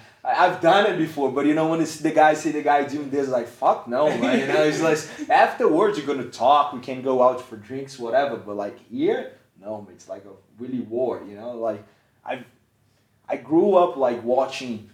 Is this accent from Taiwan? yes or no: no; Brazil; I'm from Brazil